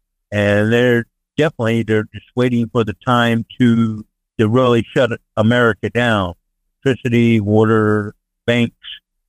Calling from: Sarasota, Florida, United States; Morning, Mr. Carl, Mr. Frank. Driver … down here in Sarasota.

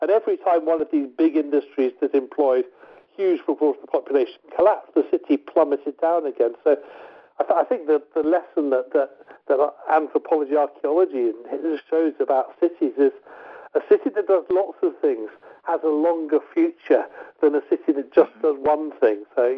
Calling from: Scotland, United Kingdom; I'm ringing you from Scotland now, and just north of me is Dundee

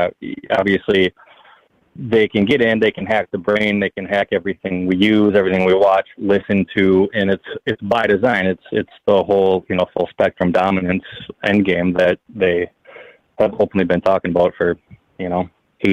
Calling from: Wisconsin, United States; calling from Wisconsin.

